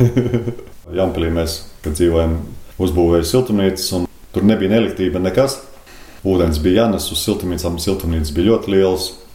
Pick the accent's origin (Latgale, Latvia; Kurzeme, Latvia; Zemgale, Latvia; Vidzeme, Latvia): Kurzeme, Latvia; moved away; also born or lived in Priekuļi Municipality, Latvia; pats esmu kurzemnieks